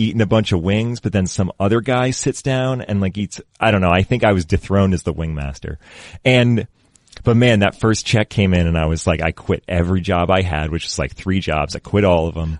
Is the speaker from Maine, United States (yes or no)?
yes; Readfield, Maine, United States; moved away as an adult; now in Los Angeles, United States; I grew up in Reedfield.